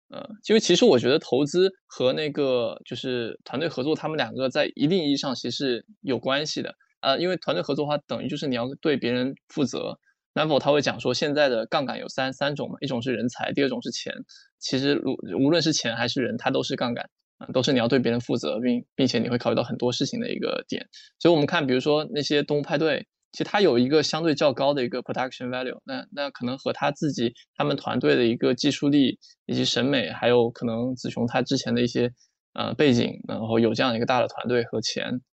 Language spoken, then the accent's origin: Chinese; China; 我们中国人